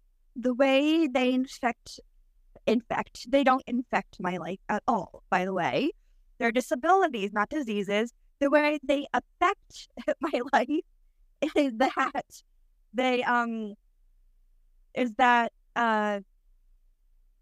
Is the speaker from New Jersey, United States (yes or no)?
yes; New Jersey, United States; I'm 33 and I'm from New Jersey